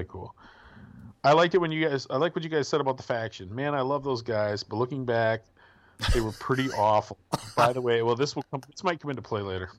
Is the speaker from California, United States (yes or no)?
no; Milwaukee, Wisconsin, United States; now in Michigan, United States; Where I grew up in the Milwaukee area